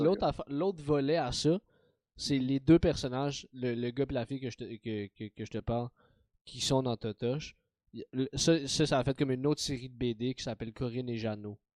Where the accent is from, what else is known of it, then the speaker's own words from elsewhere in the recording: Montreal, Quebec, Canada; j'ai grandi dans Saint-Michel